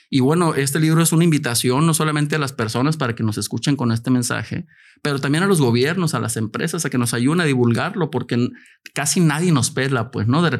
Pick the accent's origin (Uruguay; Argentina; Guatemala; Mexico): Mexico; also born or lived in Tijuana; soy de México de entrada.